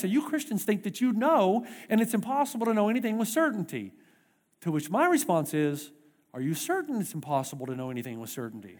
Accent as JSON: {"language": "English", "country": "United States", "moved": "yes", "said": "I'm an American"}